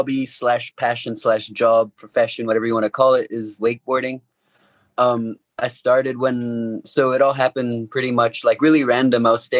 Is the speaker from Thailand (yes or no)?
yes; Thailand; also born or lived in Hong Kong; And then when I turned 2, he got transferred to Thailand, so I moved to Thailand.